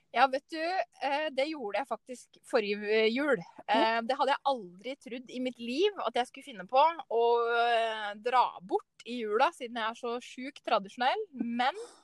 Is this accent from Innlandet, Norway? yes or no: yes; Ottestad, Innlandet, Norway; jeg er fra Ottestad, som er en del av Stange, som eh, ligger mot Hamar